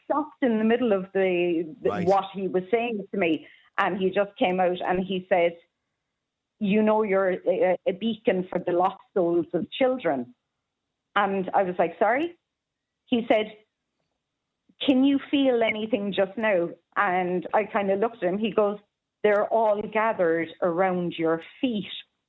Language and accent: English; Cork, County Cork, Ireland; I'm from Cork, boy.